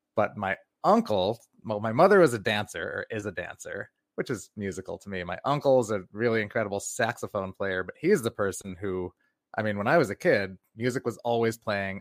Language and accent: English; New York, United States; My dad's black, my mom's white. I'm from New York